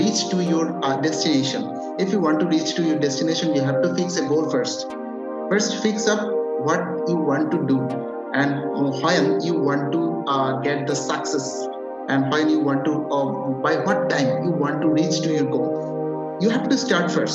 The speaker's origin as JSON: {"language": "English", "town": "Chattogram", "region": "Chittagong Division", "country": "Bangladesh", "second_language": "English", "said": "I'm from Bangladesh, living in Chattogram. My city name is Chattogram."}